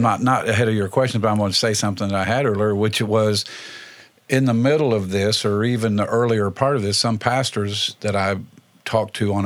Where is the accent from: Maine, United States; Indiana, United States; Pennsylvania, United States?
Indiana, United States; now in Lawrence County, Ohio, United States; Indiana, my home state